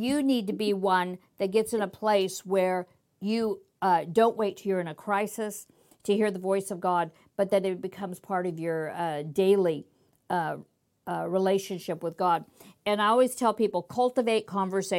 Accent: United States; I'm American

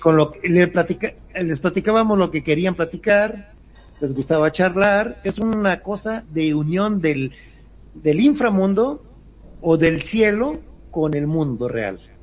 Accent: Mexico; ya que somos mexicanos

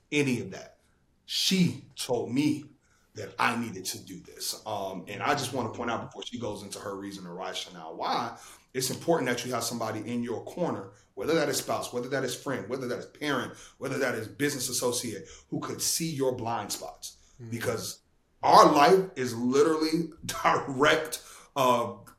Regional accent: Chicago, Illinois, United States; moved away as an adult; also born or lived in Indiana / New York; I'm from Chicago

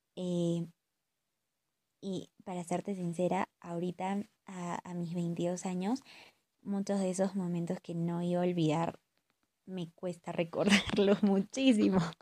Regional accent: Huancayo, Junín, Peru; moved away; estoy pasando la cuarentena con mi familia en mi ciudad natal, que es Huancayo. Eh, y bueno, estoy durmiendo en el cuarto en el que he crecido

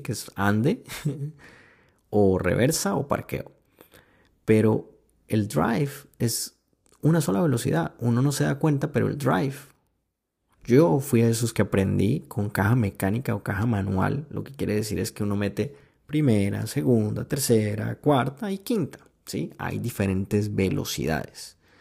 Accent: Cartagena, Bolívar, Colombia; yo me crié en, en Cartagena, Colombia. Eh, hice high school ahí.

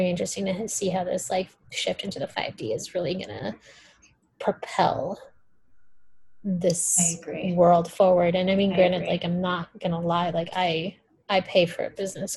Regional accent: Brazil; first language Portuguese; English is a second language; now in United States; I'm from Brazil

